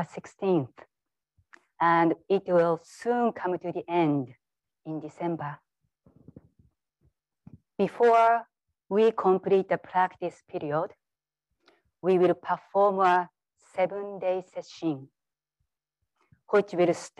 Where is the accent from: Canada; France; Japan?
Japan; moved away as an adult; now in United States; Growing up in Japan for the first 20 years